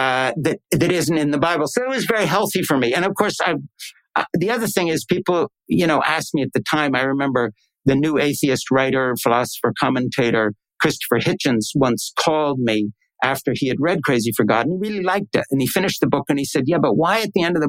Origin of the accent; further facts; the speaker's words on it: Swiss Alps, Switzerland; I grew up in the Swiss Alps